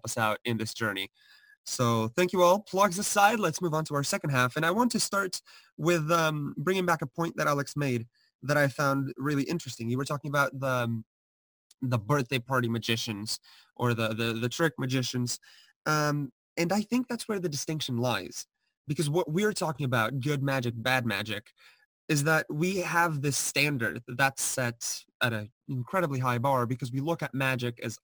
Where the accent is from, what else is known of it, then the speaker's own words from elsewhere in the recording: Portugal; now in United States; I'm from Portugal